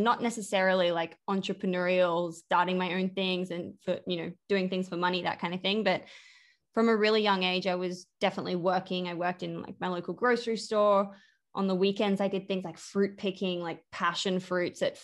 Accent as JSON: {"language": "English", "town": "Brisbane", "region": "Queensland", "country": "Australia", "tie": "born or raised there", "said": "where I grew up in Brisbane"}